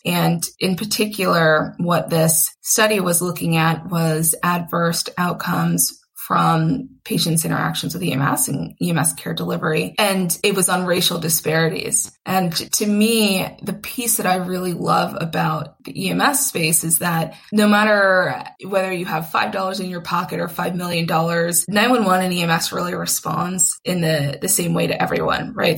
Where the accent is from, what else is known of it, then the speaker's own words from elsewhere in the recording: Atlanta, Georgia, United States; moved away as an adult; also born or lived in Long Island, New York / Boston; now in Philadelphia, United States; I'm originally from New York, which is where I was born on Long Island, and then grew up in Atlanta